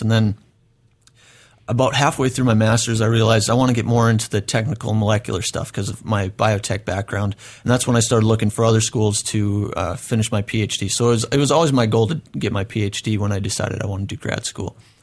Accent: North Dakota, United States; moved away as an adult; now in Oregon, United States; I grew up in North Dakota, uh, small town.

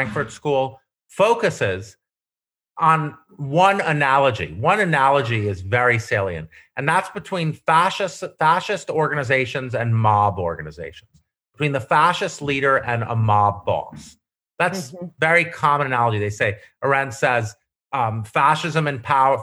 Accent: Syracuse, New York, United States; I come from upstate New York, poor rural. I come from Syracuse

